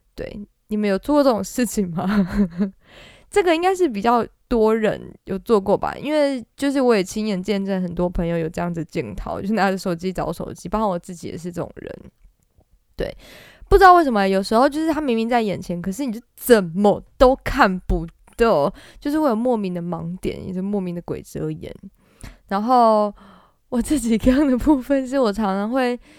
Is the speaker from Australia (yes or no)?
no; Taiwan; 我们东方人，或者是我们台湾人